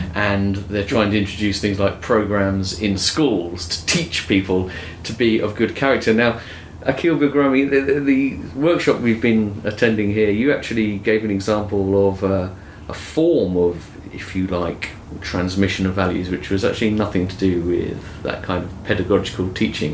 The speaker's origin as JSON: {"language": "English", "country": "United Kingdom", "said": "I come from Britain"}